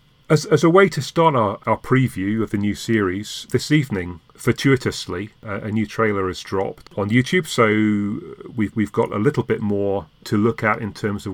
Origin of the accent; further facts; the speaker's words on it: Leeds, Yorkshire and the Humber, United Kingdom; moved away; I hail from Yorkshire